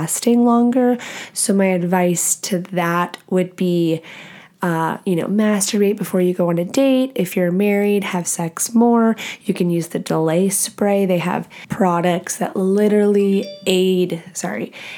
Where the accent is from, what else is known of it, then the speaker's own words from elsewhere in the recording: Texas, United States; moved away as an adult; also born or lived in Nashville, Tennessee / Louisiana; now in Washington, United States; I grew up in Texas my whole life